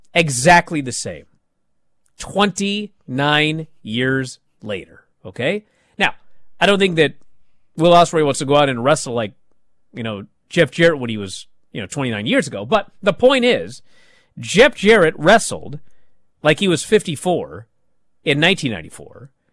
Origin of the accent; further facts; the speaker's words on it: East of England, United Kingdom; But then I kind of think, I'm from Essex. I didn't think I'd reach this far in my career anyway.